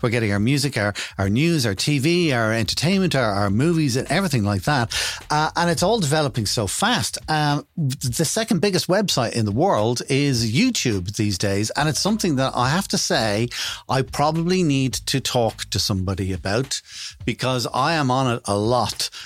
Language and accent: English; Ireland; being an Irish person over the last 15 years